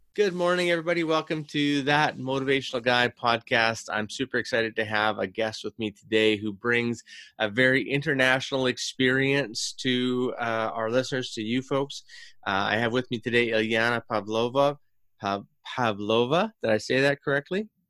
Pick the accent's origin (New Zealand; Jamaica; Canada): Canada; being a Canadian, born and raised